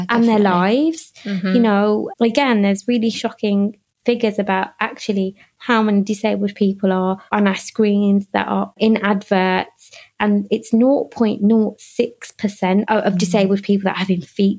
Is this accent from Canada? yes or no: no; United Kingdom; when I go back to India, they don't see me as Indian. They see me as British